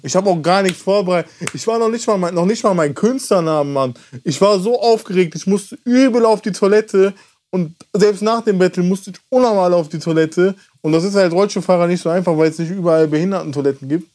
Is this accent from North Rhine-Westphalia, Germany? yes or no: yes; Mülheim an der Ruhr, North Rhine-Westphalia, Germany; ich bin in Mülheim an der Ruhr aufgewachsen